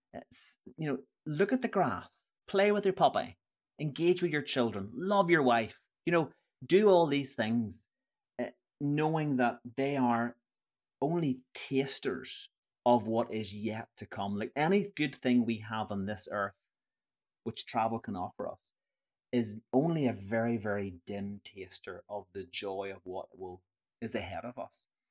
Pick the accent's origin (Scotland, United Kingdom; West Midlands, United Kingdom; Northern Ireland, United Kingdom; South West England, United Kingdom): Northern Ireland, United Kingdom; I'm from Northern Ireland.